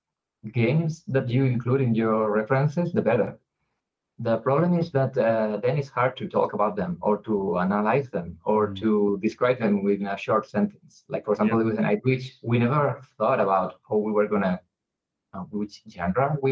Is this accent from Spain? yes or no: yes; Spain; we are from Spain